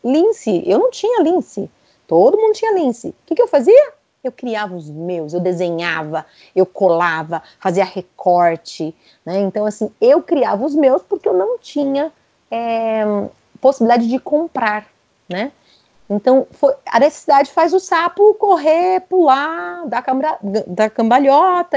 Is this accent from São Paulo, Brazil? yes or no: yes; São Paulo, Brazil; eu sou de São Paulo